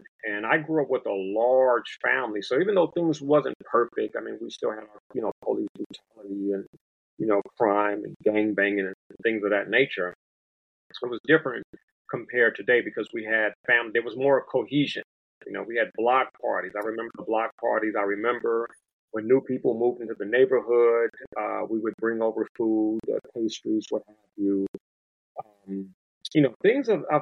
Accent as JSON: {"language": "English", "town": "Los Angeles", "region": "California", "country": "United States", "tie": "born or raised there", "also_born_or_lived": "Compton / Watts", "said": "I hail from South Central Los Angeles. It's back to being called South Los Angeles today. But I hail from that place, in addition to Compton and Watts."}